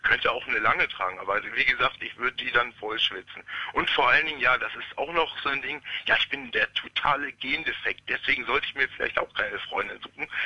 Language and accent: German; West Germany, Germany; now in Stendal, Germany; Nein, oh nein, oh nein, oh nein. Ich komme aus dem Westen.